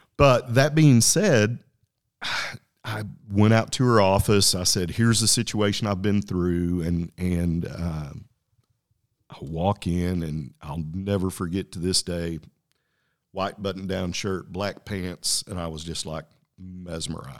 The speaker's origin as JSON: {"language": "English", "town": "Lubbock", "region": "Texas", "country": "United States", "tie": "born or raised there", "said": "where'd you grow up? And I said, hey, Lubbock, Texas."}